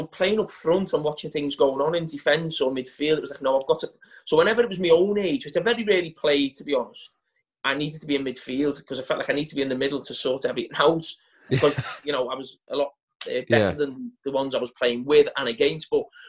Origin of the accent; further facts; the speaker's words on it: Bootle, North West England, United Kingdom; we're from Bootle